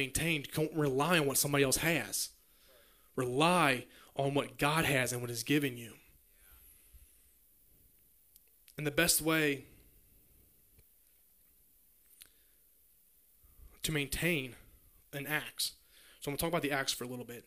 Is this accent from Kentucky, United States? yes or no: yes; Grant County, Kentucky, United States; I'm from Grant County